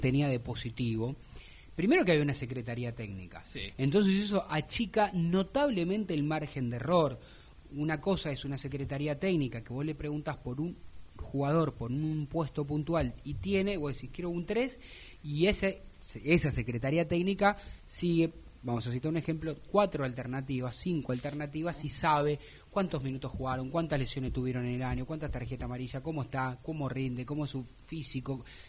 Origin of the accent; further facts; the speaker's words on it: Buenos Aires, Argentina; me crié en un barrio quemero